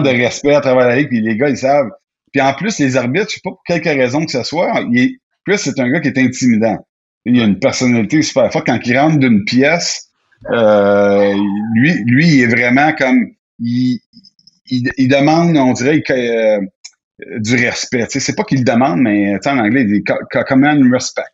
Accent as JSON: {"language": "French", "region": "Quebec", "country": "Canada", "said": "je viens du Québec, j'adore le Québec"}